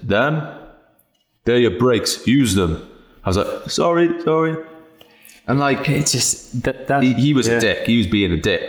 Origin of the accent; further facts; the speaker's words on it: Cardiff, Wales, United Kingdom; moved away as an adult; just left Cardiff. You know, 20 degrees was warm for me